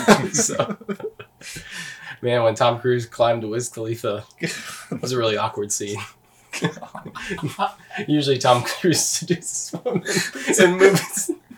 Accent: Canada; I'm Canadian.

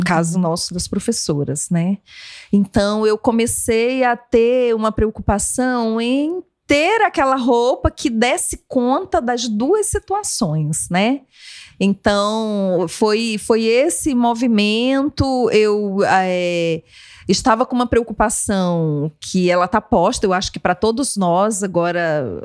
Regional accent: Amazon, Brazil; moved away; eu, eu cresci na Amazônia

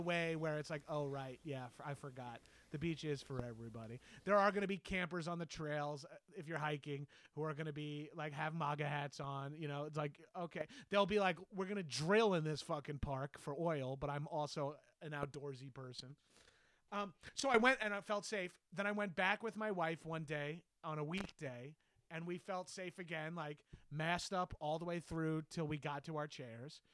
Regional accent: Long Island, New York, United States; moved away; also born or lived in Los Angeles; I'm from Long Island, and I've lived in New York City and Los Angeles.

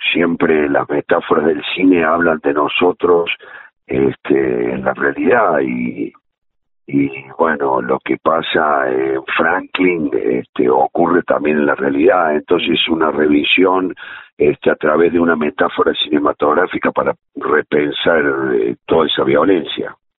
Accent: Córdoba, Argentina; moved away; nosotros venimos de la radio de Córdoba, yo recuerdo mucho a Norma Landi que hacía las mañanas

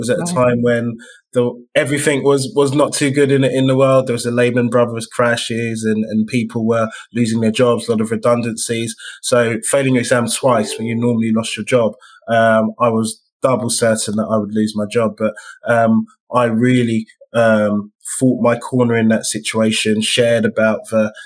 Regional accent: London, United Kingdom; as a Black man growing up in East London

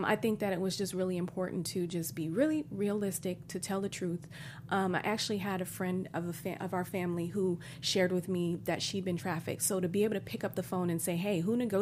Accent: Bay Area, California, United States; moved away; also born or lived in Chicago; I'm from Chicago, but I grew up in the Bay Area.

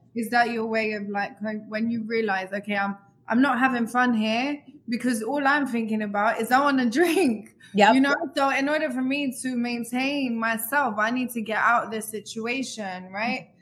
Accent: London, United Kingdom; I grew up in London

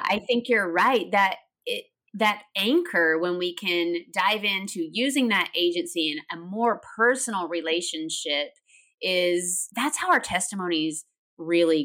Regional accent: Tennessee, United States; I grew up in Tennessee. You might hear a little bit of accent

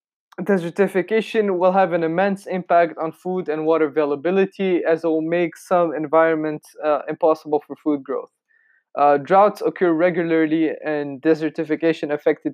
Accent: Tunisia; my home country of Tunisia

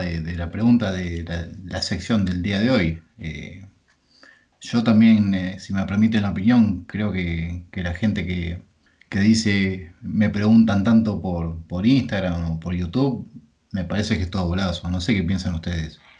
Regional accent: Pergamino, Buenos Aires Province, Argentina; yo soy de Pergamino, es una ciudad de 100.000 habitantes, imagínate, nos conocemos todos.

